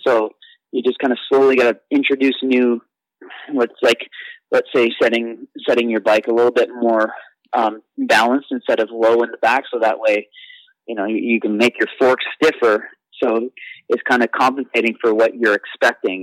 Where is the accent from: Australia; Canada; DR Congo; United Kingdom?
Canada; growing up in Canada and being being uh, you know on the teams and at the front of the races